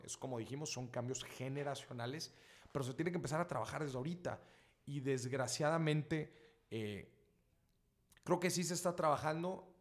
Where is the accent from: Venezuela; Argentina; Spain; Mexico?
Mexico; yo, como buen mexicano